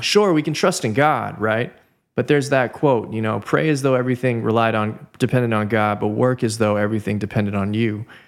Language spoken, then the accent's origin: English; Southern California, United States; born and raised in Southern California